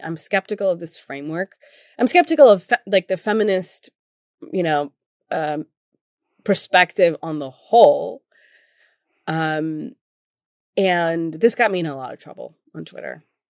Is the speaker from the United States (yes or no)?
no; Pakistan; moved away; I come from Pakistan.